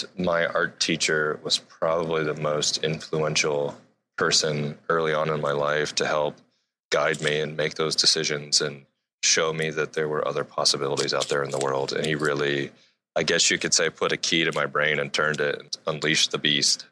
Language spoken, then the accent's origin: English; Akron, Ohio, United States; now in Seattle, United States; I am from Akron, Ohio, just outside of a cornfield